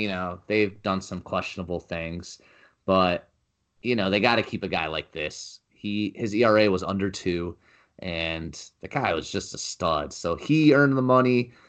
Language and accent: English; Arizona, United States; I'm from Arizona, as I've said before, but baseball season means springtime.